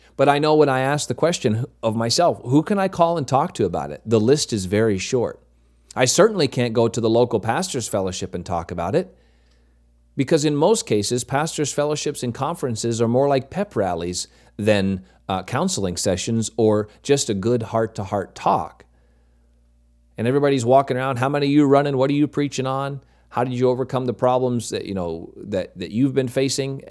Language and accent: English; Maine, United States; moved away as an adult; also born or lived in North Carolina; I grew up in Maine, moved away, went to college, pastored for a little over ten years in North Carolina